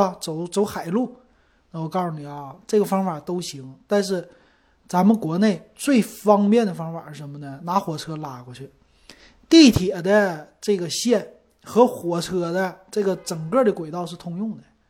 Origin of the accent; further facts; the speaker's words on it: Shenyang, Liaoning, China; accent: Shenyang; 我沈阳口音特别重